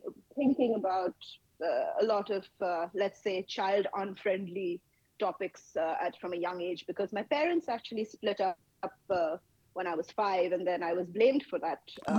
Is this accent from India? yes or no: yes; Kolkata, West Bengal, India; I am based in India. I am from Kolkata in the state of West Bengal. And I spent a fair chunk of my life here.